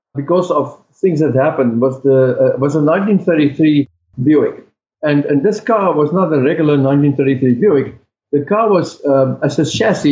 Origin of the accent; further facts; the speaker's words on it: South Africa; now in United States; I'm from South Africa